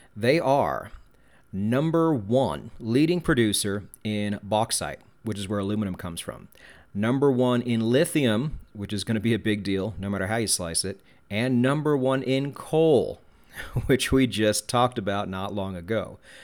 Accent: United States; I'm an American and we pronounce things wrong

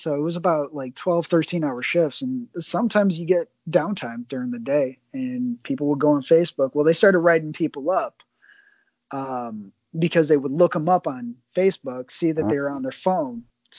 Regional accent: Chicago, Illinois, United States; But I am from Chicago, not the suburbs. All right. I'm from the city.

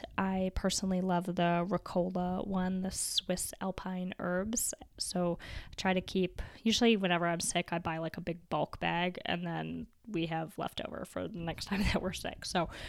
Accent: Canada; My dad used to fill one up for me almost every night growing up in the Canadian winter, and it would keep my feet warm, and I just absolutely loved it.

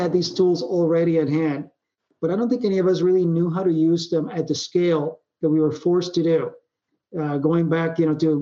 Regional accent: Puerto Rico; moved away; I grew up in Puerto Rico

